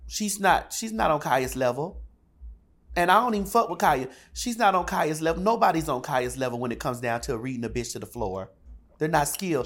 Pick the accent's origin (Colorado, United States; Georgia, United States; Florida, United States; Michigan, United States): Florida, United States; Miami; I'm from Miami, Florida